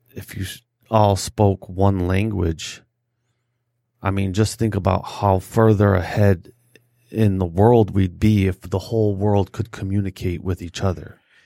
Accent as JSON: {"language": "English", "town": "Detroit", "region": "Michigan", "country": "United States", "said": "I'm from the West Side"}